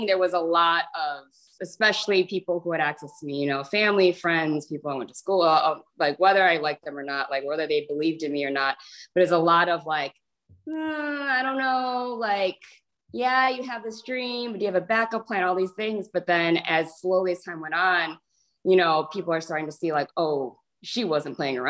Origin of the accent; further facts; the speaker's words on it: Chicago, Illinois, United States; So I was born and raised in Chicago.